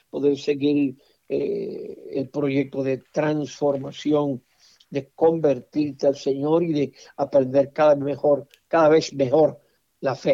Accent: Mexico; Con todo respeto a mi pueblo mexicano, yo considero al pueblo mexicano extremadamente machista.

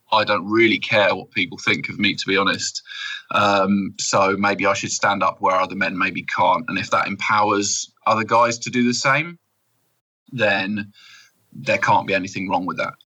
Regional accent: United Kingdom; I'm proper British

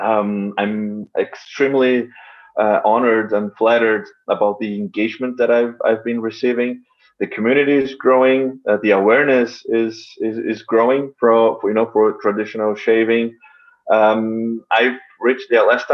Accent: São Paulo, Brazil; moved away; São Paulo, my hometown

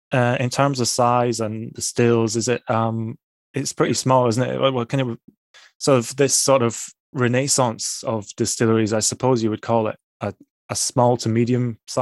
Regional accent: Dumfries, Scotland, United Kingdom; I'm from Dumfries myself originally.

